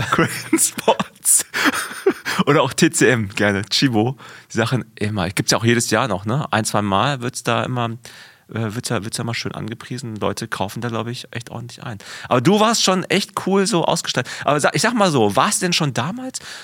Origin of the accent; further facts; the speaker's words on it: West Germany, Germany; in einer kleinen äh, Kleinstadt in, in Westdeutschland, wo ich aufgewachsen bin